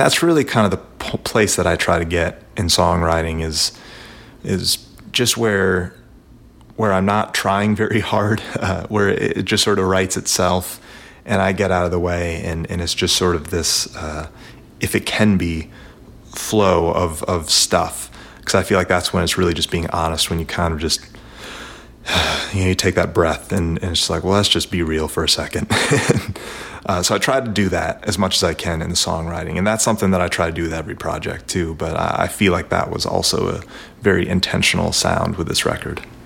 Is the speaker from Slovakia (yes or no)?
no; Nashville, Tennessee, United States; I'm from Nashville, Tennessee